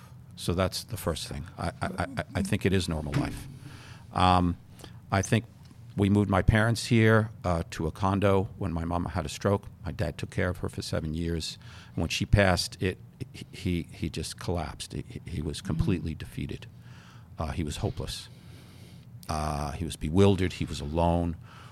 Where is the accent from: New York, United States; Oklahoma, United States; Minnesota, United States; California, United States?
New York, United States; New York City; I grew up in New York City.